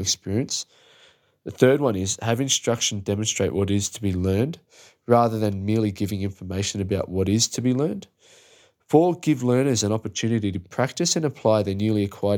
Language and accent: English; Australia; As an Aussie